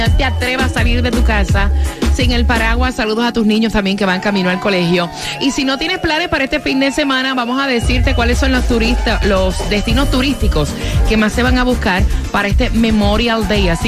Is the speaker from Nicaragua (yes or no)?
yes; Managua, Nicaragua; De Managua.